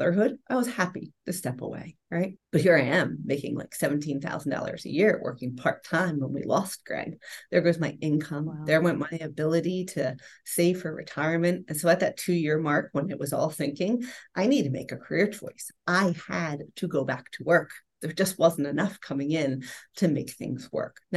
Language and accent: English; Philadelphia, Pennsylvania, United States; also born or lived in Rome, Italy; Born and raised in Philadelphia and educated, had my own career